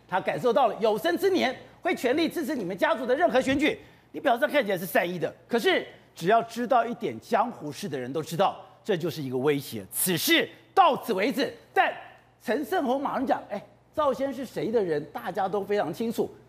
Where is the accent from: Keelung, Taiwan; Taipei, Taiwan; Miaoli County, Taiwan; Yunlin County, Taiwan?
Taipei, Taiwan; 我从小在台北市长大，我们天子脚下